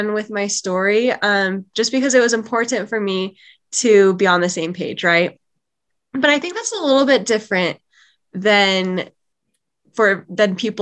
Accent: Utah, United States; I am from Utah

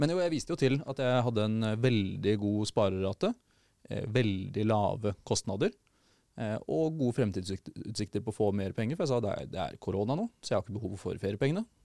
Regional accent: Porsgrunn, Telemark, Norway; born or raised there

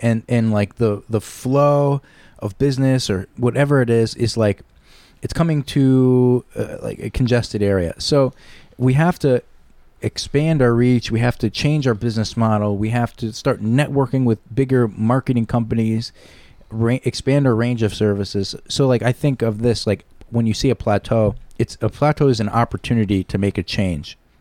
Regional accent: Shelton, Connecticut, United States; I am a Shelton boy, born and raised in Shelton

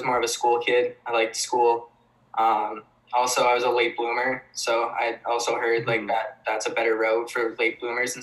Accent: Kitchener, Ontario, Canada; also born or lived in Weymouth, Massachusetts; I'm from Ontario

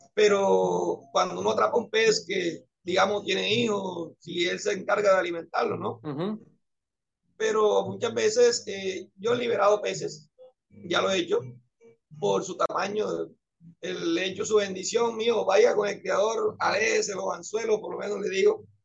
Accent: Antioquia, Colombia; now in Caribbean Coast, Colombia; Yo soy antioqueño

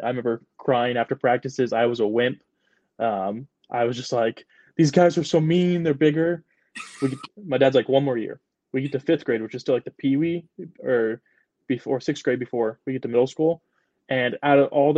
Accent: Wakarusa, Indiana, United States; my hometown, there's Wakarusa, which I count like as my hometown

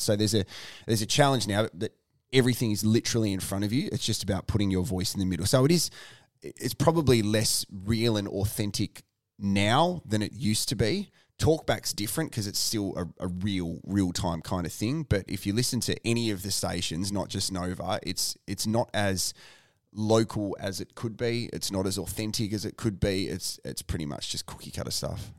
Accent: Tasmania, Australia; also born or lived in Ballarat, Victoria; now in Adelaide, Australia; I was born in Ballarat, then, um, grew up in Tasmania.

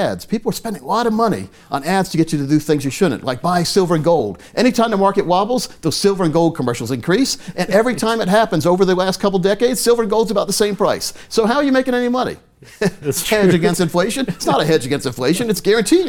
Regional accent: Scotland County, North Carolina, United States; I grew up in Scotland County, which is only about 20 minutes from The Rock, the speedway there

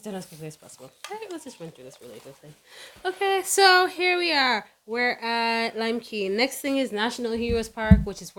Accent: Jamaica; I'm more Jamaican than you are.

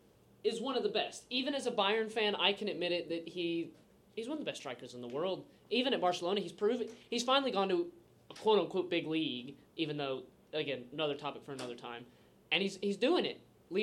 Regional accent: United States; as an American

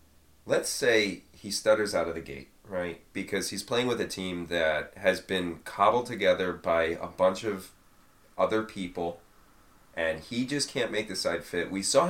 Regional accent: Liverpool, North West England, United Kingdom; I know. I'm poor Scouser

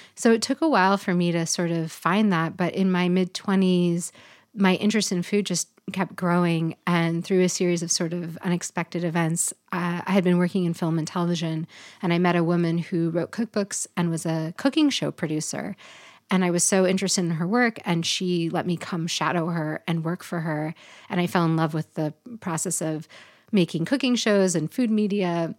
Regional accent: Pacific Northwest, United States; also born or lived in Portland; living here in this place growing up in the Pacific Northwest

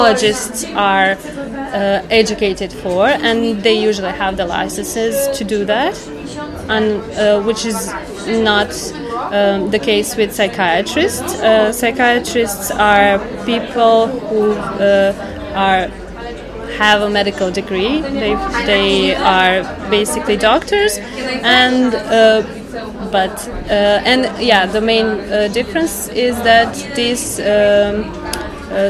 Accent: Serbia; moved away; also born or lived in Novi Sad; I'm originally from Serbia

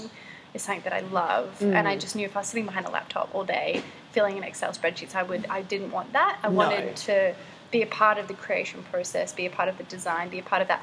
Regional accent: Hong Kong; moved away; I grew up in Hong Kong

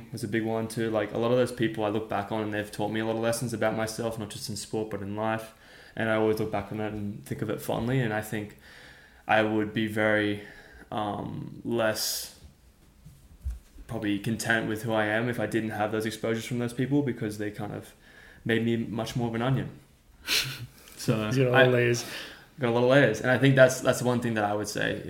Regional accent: Sydney, New South Wales, Australia; now in United States; I came from Caranbah South.

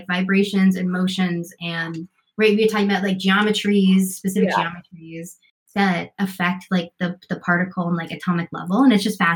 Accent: Denver, Colorado, United States; now in New York City, United States; I am originally from Denver, Colorado

